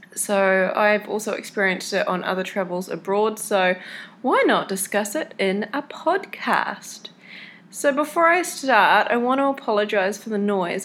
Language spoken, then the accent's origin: English; New Zealand; I was in New Zealand, before I left home to head over here to South America. So, on the three hour drive from my hometown to the airport